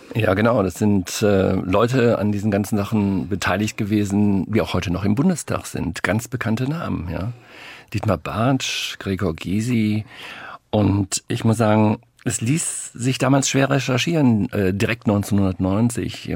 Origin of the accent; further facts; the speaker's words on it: North Rhine-Westphalia, Germany; wir kommen beide aus Nordrhein-Westfalen